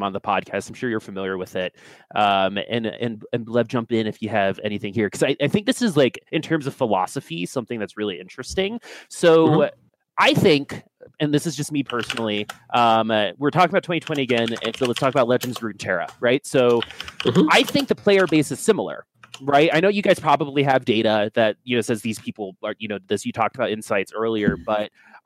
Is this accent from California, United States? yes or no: no; Washington, District of Columbia, United States; I grew up in Washington, D.C., so politics is in my blood